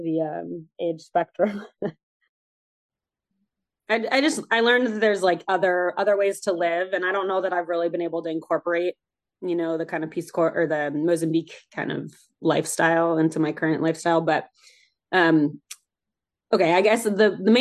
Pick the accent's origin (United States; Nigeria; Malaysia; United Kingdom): United States; Bay Area, California; Growing up in the Bay Area where the weather is very mild all the time